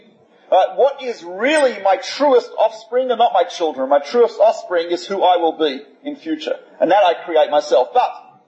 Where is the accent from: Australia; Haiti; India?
Australia; I'm from Australia, so south of the Mason-Dixon line